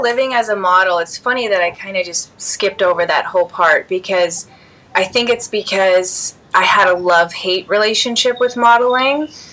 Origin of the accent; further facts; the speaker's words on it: Chicago, Illinois, United States; growing up in Chicago, Illinois, I grew up at my mom's dance studio as a dancer